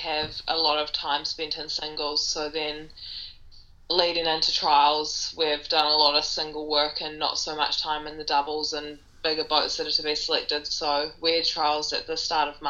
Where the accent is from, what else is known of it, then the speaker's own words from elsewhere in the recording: New Zealand; I'm from New Zealand